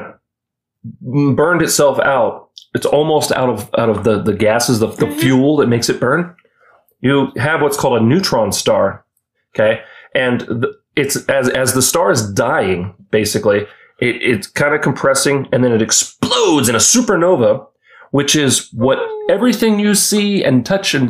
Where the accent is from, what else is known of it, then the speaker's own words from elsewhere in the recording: United States; we're American